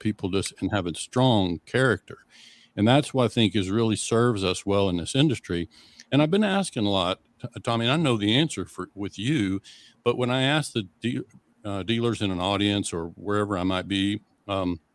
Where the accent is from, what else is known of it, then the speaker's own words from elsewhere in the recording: Western Oklahoma, United States; growing up in Western Oklahoma, that's farm country